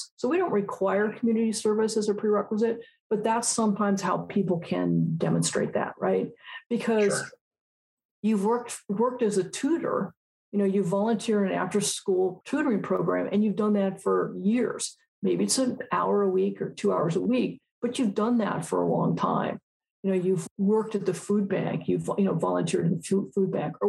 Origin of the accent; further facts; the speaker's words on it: Altadena, California, United States; I grew up in Altadena, California